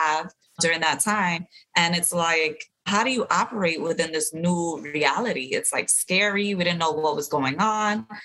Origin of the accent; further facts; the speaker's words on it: New York City, New York, United States; we're from the city